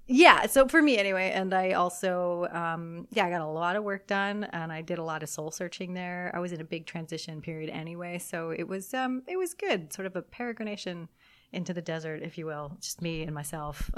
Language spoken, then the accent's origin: English; Southern California, United States; moved away as an adult; also born or lived in Germany; I'm from Southern California, getting to come home to Southern California. My family is here